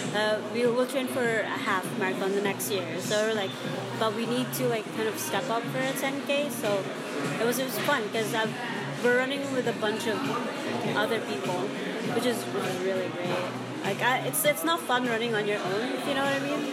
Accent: Bisaya, Visayas, Philippines; accent: Bisaya; first language Cebuano (Bisaya); English is a second language; now in Toronto, Canada; my mother tongue, um, Bisaya

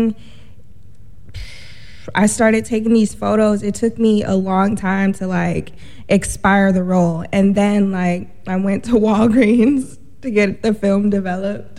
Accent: Cleveland, Ohio, United States; I'm from Cleveland.

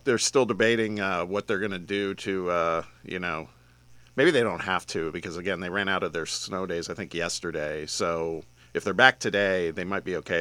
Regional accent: Midwest, United States; now in Tennessee, United States; when I was growing up in the Midwest

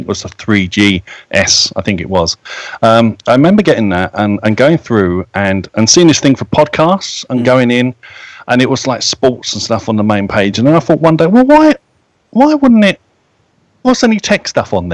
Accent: United Kingdom

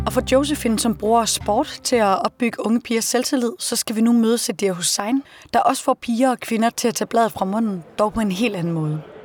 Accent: Denmark; hjemme i Danmark

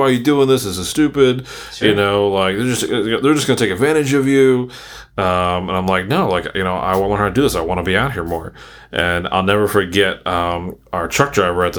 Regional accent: Maryland, United States; moved away as an adult; now in Philadelphia, United States; growing up in Maryland

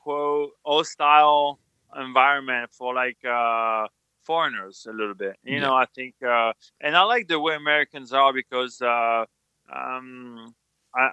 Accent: France; English is a second language; moved away as an adult; now in United States; we grew up in France

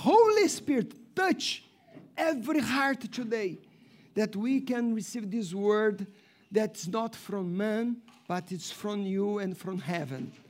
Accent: Brazil; English is a second language; moved away as an adult; And since I came from Brazil, many things God has spoken to me.

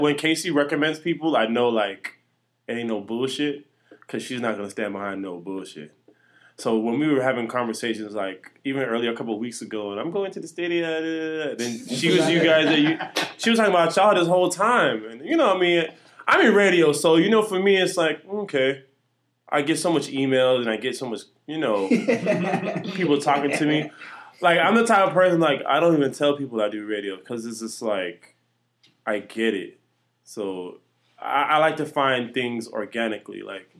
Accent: Jamaica; I'm a Jamaican nigga. We dance punk.

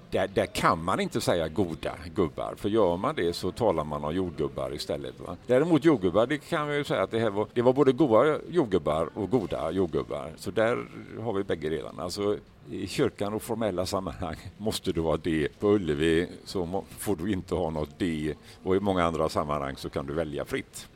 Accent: Gothenburg, Västra Götaland, Sweden; accent: Gothenburg dialect (göteborgska); i Göteborg går ju egentligen ingen runt och berömmer mig för min göteborgska

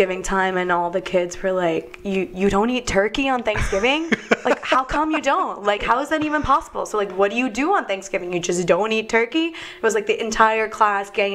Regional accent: New Jersey, United States; I grew up in New Jersey

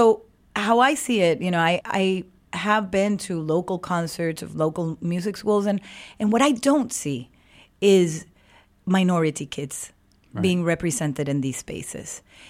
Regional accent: Venezuela; because I come from Venezuela and I am connected to the international movement of El Sistema

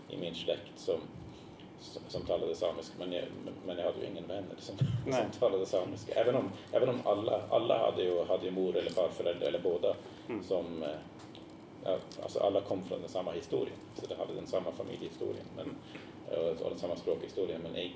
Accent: Norway; accent: southern North Sámi dialect; first language Norwegian; Swedish is a second language; min far snackade inte samiska så det var ett norskspråkigt hem och så flyttade vi hem när jag var fyra

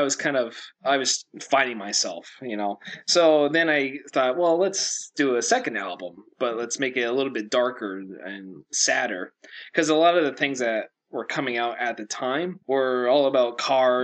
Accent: Southern California, United States; moved away as an adult; now in Maine, United States; I grew up in Southern California for a good 20 years of my life there

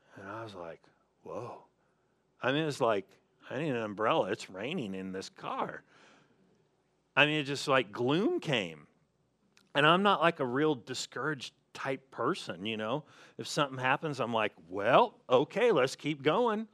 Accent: Southern California, United States; moved away; I'm from Southern California

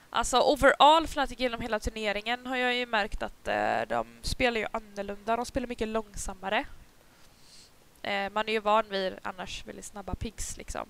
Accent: Gothenburg, Västra Götaland, Sweden; accent: Gothenburg dialect (göteborgska); moved away as an adult; now in Upplands Väsby, Sweden; jag har bara bott här i ett år. Jag antar jo. att jag fortfarande snackar göteborgska

